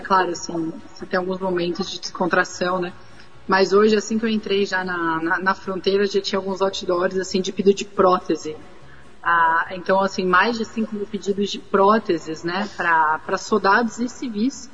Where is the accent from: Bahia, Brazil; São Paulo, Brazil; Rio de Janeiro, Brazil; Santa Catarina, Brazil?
São Paulo, Brazil; now in Ukraine; Eu sou de São Paulo